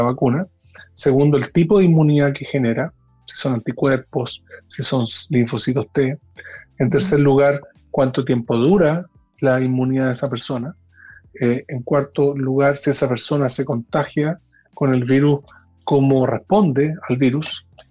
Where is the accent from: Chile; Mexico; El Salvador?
Chile; me siento muy orgulloso como científico chileno